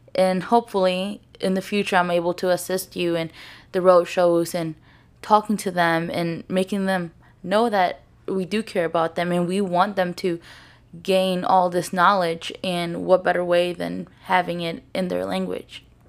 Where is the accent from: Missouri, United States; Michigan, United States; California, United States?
Missouri, United States; St. Louis; I'm from Saint Louis, I'm from Baldwin